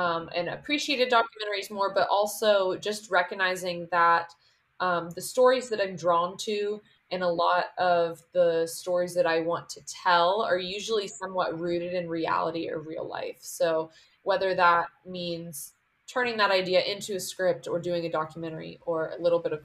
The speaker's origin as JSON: {"language": "English", "area": "Putnam County", "region": "West Virginia", "country": "United States", "tie": "born or raised there", "moved": "as an adult", "lives_now": "Los Angeles, United States", "said": "growing up in Putnam County and knowing I wanted to be a filmmaker"}